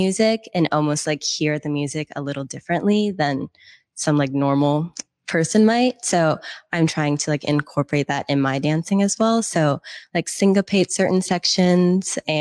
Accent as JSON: {"language": "English", "town": "Seattle", "region": "Washington", "country": "United States", "tie": "born or raised there", "also_born_or_lived": "Boston", "said": "I'm originally from Seattle"}